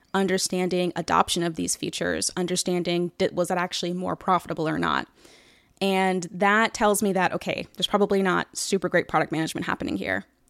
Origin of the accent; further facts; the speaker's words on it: Atlanta, Georgia, United States; I'm from Atlanta